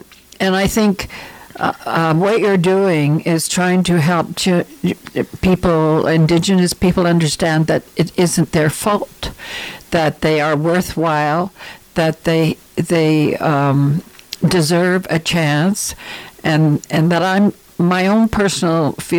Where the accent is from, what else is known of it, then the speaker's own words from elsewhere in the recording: Ontario, Canada; You know, I came from Ontario. Where I lived, our neighbors were Aboriginal people, First Nations, Native, Indians.